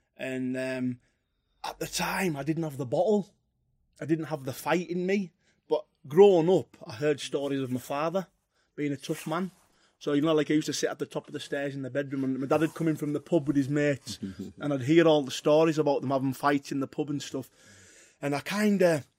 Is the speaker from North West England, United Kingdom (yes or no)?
yes; Carlisle, North West England, United Kingdom; where I'm from, Harraby, it was really rough when I was young